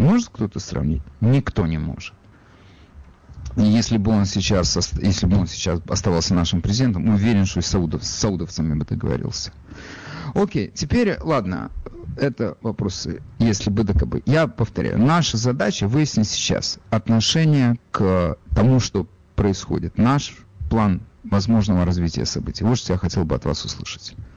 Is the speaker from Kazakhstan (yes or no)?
no; Ukraine; now in United States; я сам э, с Украины, и я понимаю, Э, как мне кажется, психологию тех людей, рядом с которыми я вырос